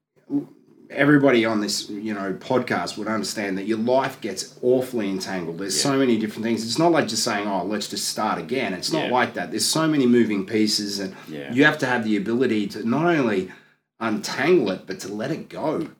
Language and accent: English; Gold Coast, Queensland, Australia; I'm a boy from the Gold Coast